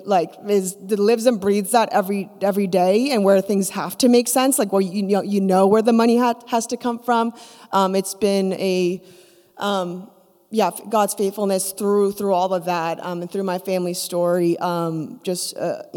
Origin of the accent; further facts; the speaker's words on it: Canada; also born or lived in Korea; I was born in Korea to missionaries, and my parents moved me and my brother to Canada to plant a church